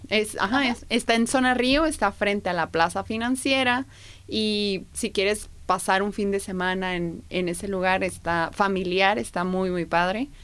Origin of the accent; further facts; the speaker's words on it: Tijuana, Baja California, Mexico; somos de Tijuana.